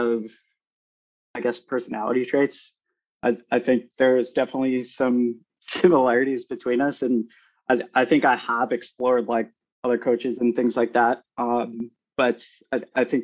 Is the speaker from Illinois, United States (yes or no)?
yes; Chicago, Illinois, United States; moved away as an adult; also born or lived in Minneapolis; I was born in Chicago and ended up moving to Minneapolis for another job